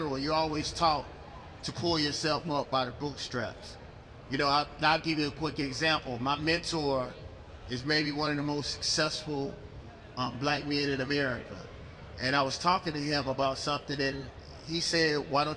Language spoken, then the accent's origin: English; Mississippi, United States; I'm from Mississippi